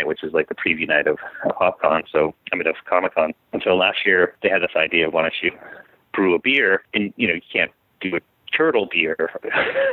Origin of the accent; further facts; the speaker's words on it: Maine, United States; now in San Diego, United States; I grew up in Maine